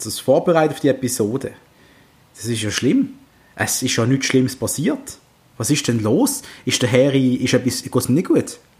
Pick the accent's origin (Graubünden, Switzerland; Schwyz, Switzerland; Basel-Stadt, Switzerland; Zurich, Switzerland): Basel-Stadt, Switzerland; Basel; Darf man das sagen als Basler